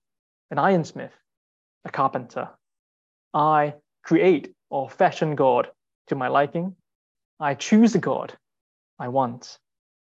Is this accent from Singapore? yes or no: yes; Singapore; moved away; I'm from Singapore, and growing up, idolatry was quite commonplace